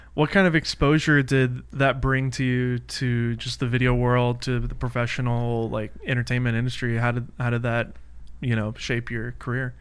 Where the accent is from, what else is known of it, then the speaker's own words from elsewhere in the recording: Nashville, Tennessee, United States; now in California, United States; I'm from Nashville